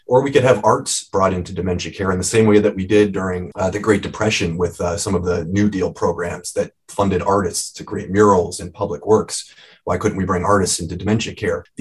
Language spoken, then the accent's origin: English; Cleveland, Ohio, United States; I am originally from Cleveland